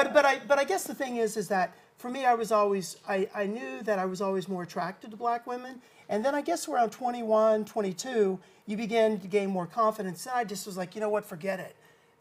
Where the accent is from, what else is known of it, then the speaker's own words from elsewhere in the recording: Oklahoma City, Oklahoma, United States; now in New York City, United States; But I grew up in Oklahoma, and I think that it would have been a lot different if we would have raised our child and been growing up in Oklahoma City, where I'm from.